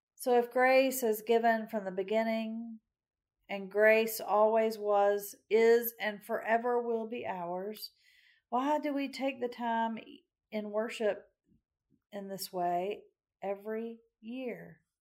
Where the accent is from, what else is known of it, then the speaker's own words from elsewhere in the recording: Macon, Georgia, United States; my hometown of Macon, Georgia